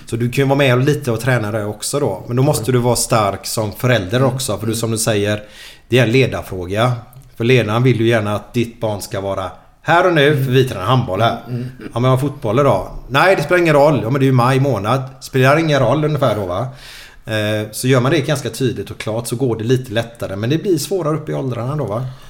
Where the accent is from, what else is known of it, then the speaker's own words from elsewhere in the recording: Gothenburg, Västra Götaland, Sweden; jag kommer ju från Åh, Kanalgatan där borta. Mm, och jag och Figge kommer ju därifrån mm. och spelade här